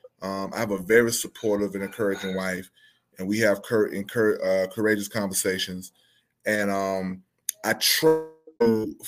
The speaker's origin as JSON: {"language": "English", "town": "Albany", "region": "Georgia", "country": "United States", "said": "I too am also from Albany, Georgia"}